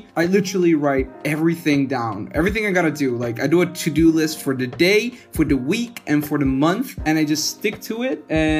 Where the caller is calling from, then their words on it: Tuscany, Italy; I'm calling from Tuscany, Italy.